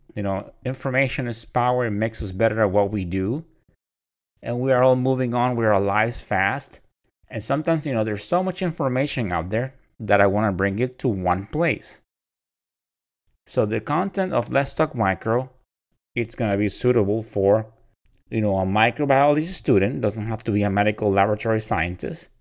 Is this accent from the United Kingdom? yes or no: no; Puerto Rico; moved away as an adult; also born or lived in Orlando, Florida; I am originally from Puerto Rico. I was born and raised there until I joined the Navy.